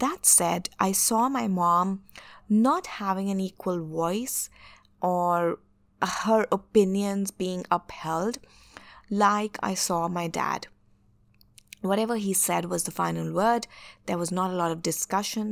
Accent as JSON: {"language": "English", "region": "northern India", "country": "India", "tie": "born or raised there", "said": "I'm an Indian. I was born in India, in the northern part"}